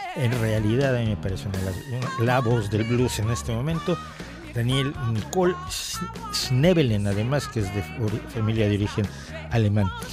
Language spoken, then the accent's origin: Spanish; Mexico; en México